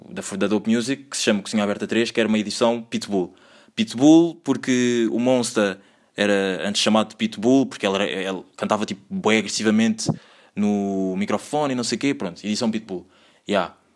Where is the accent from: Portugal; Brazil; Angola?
Angola; born there; moved away; Eu nasci em Angola, tenho três irmãs, não sou o irmão mais velho, sou o segundo irmão mais velho.